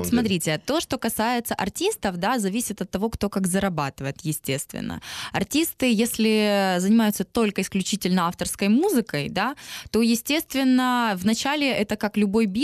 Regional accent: Donetsk, Donetsk Oblast, Ukraine; Лично для меня, так как я выросла в Донецке, научилась в украиноязычной школе, для меня вообще нет проблемы русский и украинский язык.

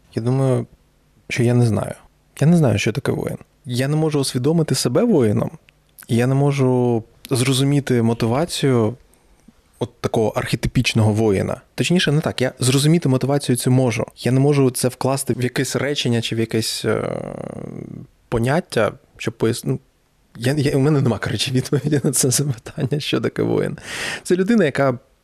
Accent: Donetsk, Donetsk Oblast, Ukraine; moved away as an adult; also born or lived in Mykolaiv; я народився виріс в Донецьку

